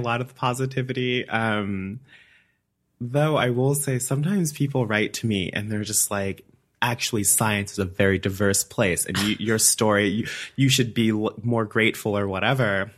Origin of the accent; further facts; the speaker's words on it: Alabama, United States; moved away as an adult; also born or lived in Madison, Wisconsin; now in Iowa City, United States; I'm from Alabama. Um, I lived there my entire life until I went to graduate school